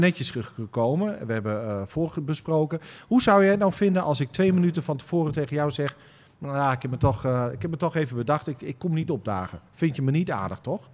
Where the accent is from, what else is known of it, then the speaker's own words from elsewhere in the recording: Twente, Overijssel, Netherlands; ik ben een Twentse, uh, jongen